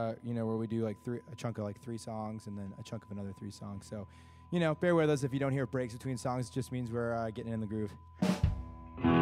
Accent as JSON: {"language": "English", "town": "Boston", "region": "Massachusetts", "country": "United States", "said": "We're from Boston."}